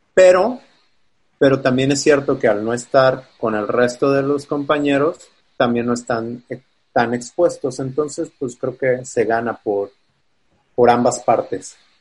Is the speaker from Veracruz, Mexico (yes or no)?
no; Guadalajara, Jalisco, Mexico; moved away as an adult; now in Chicago, United States; Soy de Guadalajara.